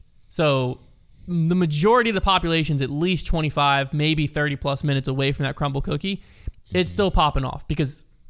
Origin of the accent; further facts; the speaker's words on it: Lynchburg, Virginia, United States; I grew up in Lynchburg